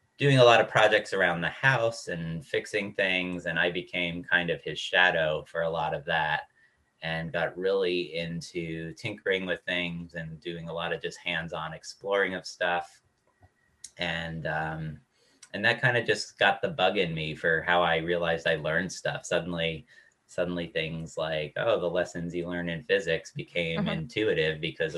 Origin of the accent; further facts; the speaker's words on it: Dix Hills, New York, United States; moved away as an adult; also born or lived in Durham, North Carolina; I'm originally from New York, Long Island, a town called Dix Hills, which is about halfway out on Long Island. And went to a high school there